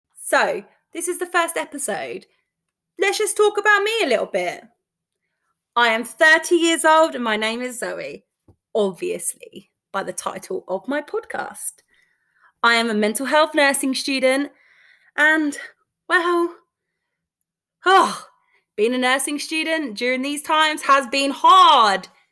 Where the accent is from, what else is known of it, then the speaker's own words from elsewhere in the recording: London, United Kingdom; I'm from London